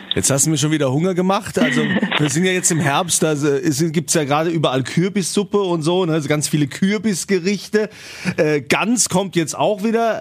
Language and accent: German; Rhineland-Palatinate, Germany; bei uns im wunderschönen Rheinland-Pfalz